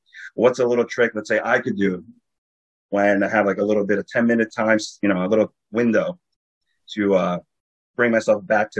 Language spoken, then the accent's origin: English; New York, United States; I'm from New York